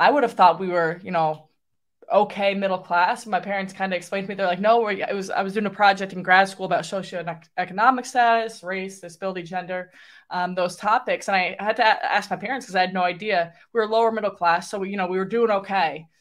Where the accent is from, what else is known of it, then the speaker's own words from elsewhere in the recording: New York, United States; I grew up in New York, about an hour and a half northwest of New York City.